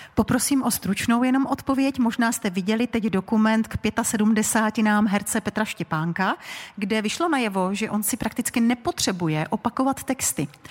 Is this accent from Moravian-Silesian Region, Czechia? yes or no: yes; Karviná District, Moravian-Silesian Region, Czechia; všechny tři jsme z Moravskosleského kraje. Nás dvě spojuje okres Karviná